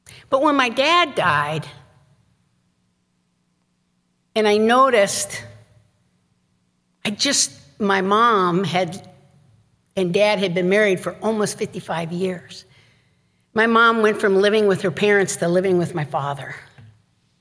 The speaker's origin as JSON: {"language": "English", "town": "Chicago", "region": "Illinois", "country": "United States", "also_born_or_lived": "St. Paul, Minnesota", "moved": "yes", "said": "I'm from Chicago"}